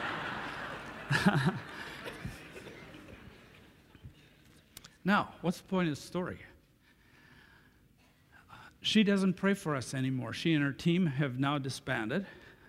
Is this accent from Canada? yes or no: yes; Canada; Coming from Canada